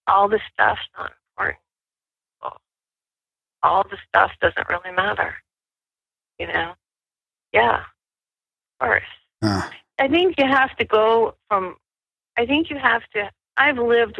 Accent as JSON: {"language": "English", "area": "Ohio and Michigan", "region": "Midwest", "country": "United States", "tie": "born or raised there", "also_born_or_lived": "New Mexico", "moved": "as an adult", "said": "I grew up in Ohio and Michigan, and then I moved out west when I was in my late 20s, early 30s"}